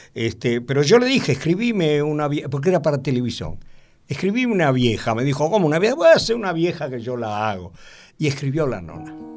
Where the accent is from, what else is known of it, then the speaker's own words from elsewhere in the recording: Buenos Aires, Argentina; Ser porteño es amar el lugar donde uno nació